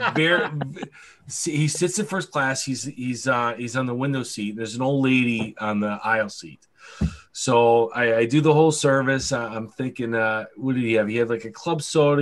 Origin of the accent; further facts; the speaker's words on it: Buffalo, New York, United States; I'm from Buffalo. Oh, it's cold there